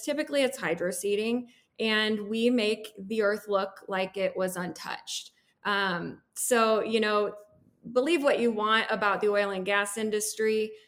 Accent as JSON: {"language": "English", "town": "Peoria", "region": "Illinois", "country": "United States", "tie": "born or raised there", "also_born_or_lived": "San Antonio, Texas", "moved": "as an adult", "lives_now": "Grand Junction, United States", "said": "I make my life here in Grand Junction, Colorado, although I was born and raised in Peoria, Illinois"}